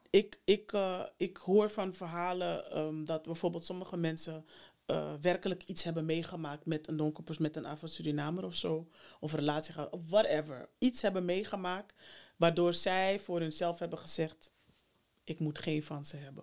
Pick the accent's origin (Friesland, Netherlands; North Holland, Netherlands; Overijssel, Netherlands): North Holland, Netherlands; Amsterdam; Ik ben daar ook geboren. Nou. En opgegroeid, dus hier